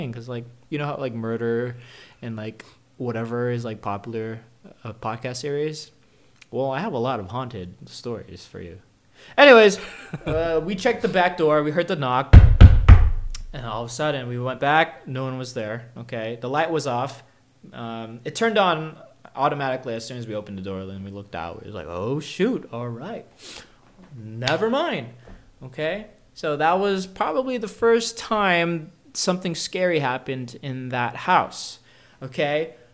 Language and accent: English; North Carolina, United States; hey, I'm from North Carolina